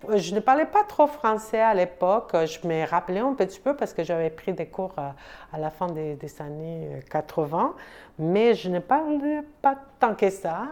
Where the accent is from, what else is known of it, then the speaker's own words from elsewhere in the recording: Mexico City, Mexico; French is a second language; moved away as an adult; now in Montreal, Canada; Je viens du Mexique. Je suis originaire surtout de la ville de Mexico, qui c'est une grande ville